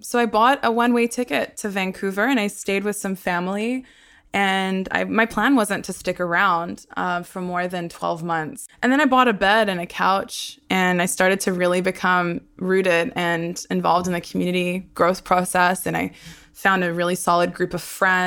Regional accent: Brisbane, Queensland, Australia; born or raised there; first language Hebrew; also born or lived in Sydney, Australia / Haifa, Israel

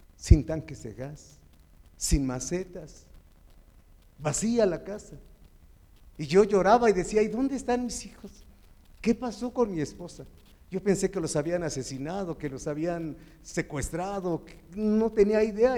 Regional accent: Chalco, State of Mexico, Mexico; Soy de Chalco.

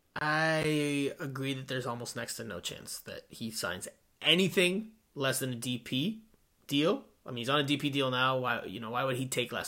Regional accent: South Florida, United States; also born or lived in New Jersey; I'm a South Florida guy

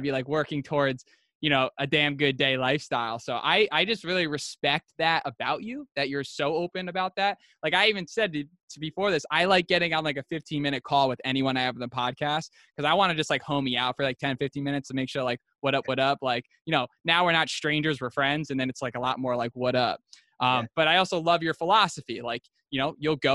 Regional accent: upstate New York, United States; now in Santa Monica, United States; I'm from upstate New York

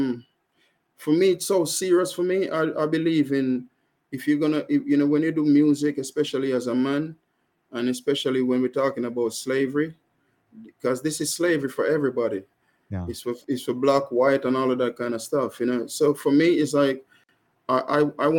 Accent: Jamaica; accent: strong Jamaican; moved away as an adult; now in United Kingdom; I'm Jamaican and I have a strong Jamaican accent.

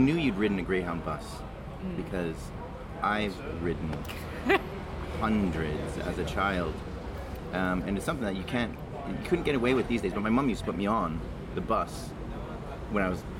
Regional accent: Calgary, Alberta, Canada; now in Manchester, United Kingdom; Calgary. I'm from Calgary.

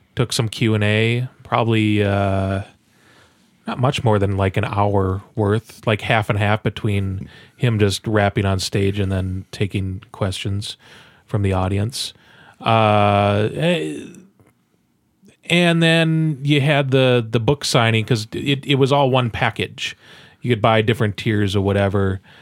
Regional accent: Midwest, United States; we are from the Midwest as well

